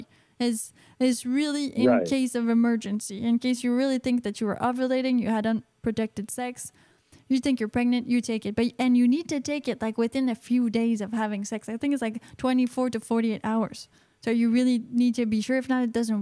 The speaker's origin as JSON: {"language": "English", "country": "Canada", "said": "I'm Canadian"}